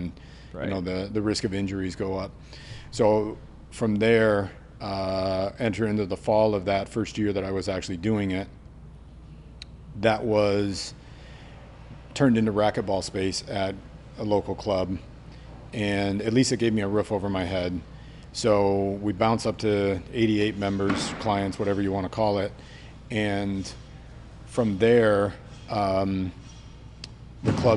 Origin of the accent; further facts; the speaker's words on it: New York, United States; now in Vancouver, WA, United States; Growing up in New York